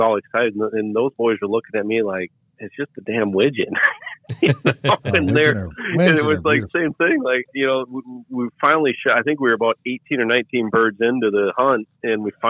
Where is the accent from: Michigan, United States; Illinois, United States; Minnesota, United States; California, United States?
Michigan, United States; now in Tennessee, United States; a kid growing up in Michigan and living in Tennessee